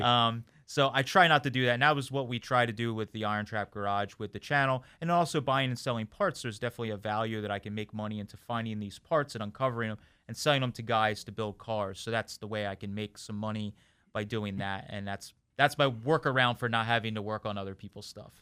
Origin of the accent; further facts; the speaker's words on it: Boyertown, Pennsylvania, United States; I'm actually was born and raised in my hometown and where I'm at today, uh, Boyertown, Pennsylvania